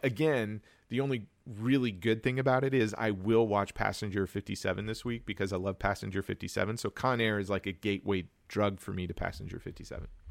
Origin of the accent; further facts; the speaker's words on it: Wichita, Kansas, United States; I was born and raised in Wichita, Kansas